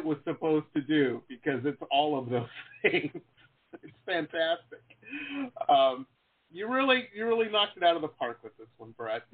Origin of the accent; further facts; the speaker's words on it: Detroit, Michigan, United States; We grew up in Detroit